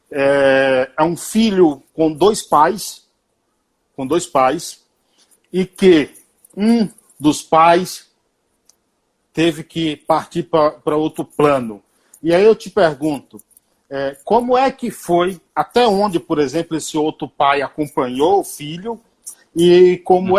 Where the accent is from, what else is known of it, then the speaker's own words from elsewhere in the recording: Bahia, Brazil; eu sou baiano